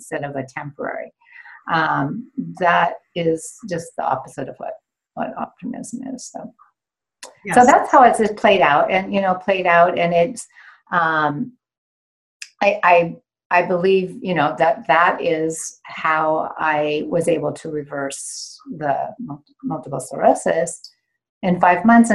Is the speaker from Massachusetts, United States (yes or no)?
no; Washington, United States; moved away as an adult; also born or lived in New York City / Geneva; I grew up in Washington State, so I'm in Pacific Northwest